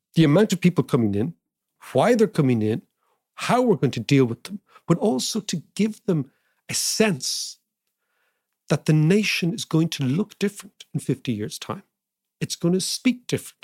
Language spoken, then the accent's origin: English; Ireland; being Irish